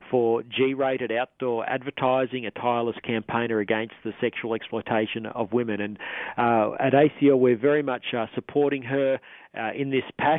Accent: Queensland, Australia; As a Queenslander myself

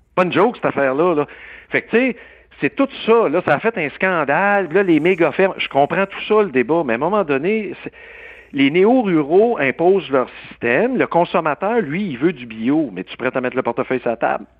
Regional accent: Quebec, Canada

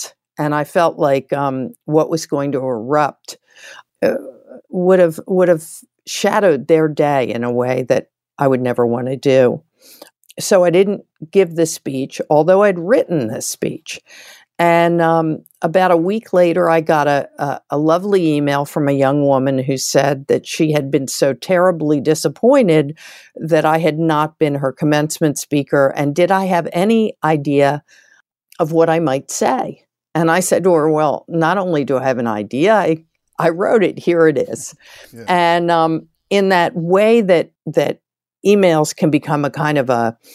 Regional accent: Philadelphia, Pennsylvania, United States; I'm from Philadelphia, which is where Villanova is located

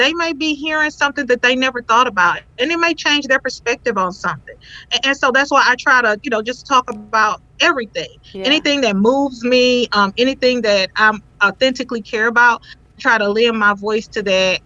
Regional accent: the South, United States; moved away; originally, you know, I'm from the South

